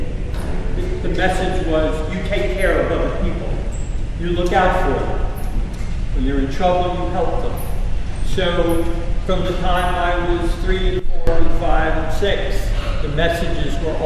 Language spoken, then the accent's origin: English; Elizabeth, New Jersey, United States; I was born in Elizabeth, New Jersey, to two practicing Catholic parents